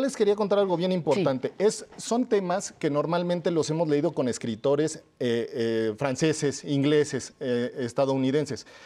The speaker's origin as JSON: {"language": "Spanish", "country": "Mexico", "said": "como mexicanos"}